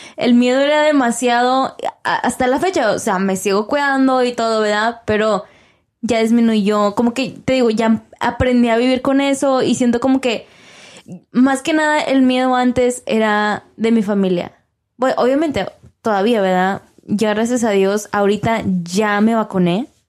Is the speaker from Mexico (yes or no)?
yes; Mexico; now in Texas, United States; Somos mexicanos, pero vivimos en Estados Unidos